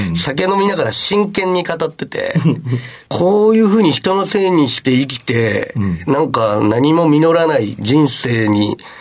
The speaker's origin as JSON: {"language": "Japanese", "town": "Matsue", "region": "Shimane", "country": "Japan", "tie": "born or raised there", "moved": "yes", "said": "島根県の松江市というすごい田舎町から、はい、出てきました"}